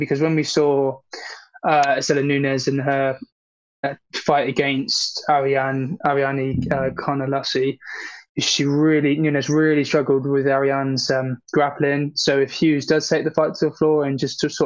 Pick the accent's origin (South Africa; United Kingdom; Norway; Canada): United Kingdom; I'm a Brit